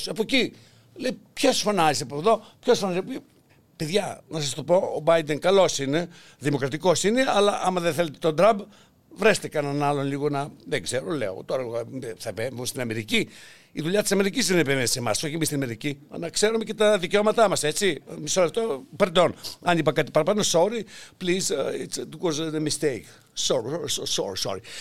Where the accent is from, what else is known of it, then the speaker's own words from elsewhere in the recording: Greece; εμείς είμαστε Έλληνες